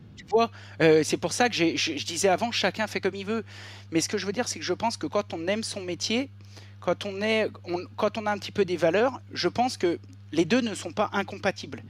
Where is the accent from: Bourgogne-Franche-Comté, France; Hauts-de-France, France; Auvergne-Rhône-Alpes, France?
Auvergne-Rhône-Alpes, France; Beaujolais; also born or lived in Ain; j'ai grandi dans le Beaujolais au milieu des vignes